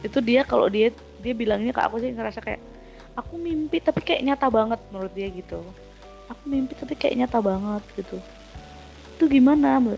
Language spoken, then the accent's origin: Indonesian; Yogyakarta, Special Region of Yogyakarta, Indonesia; aku kan dari Jogja tuh aku sempet di rumah juga kan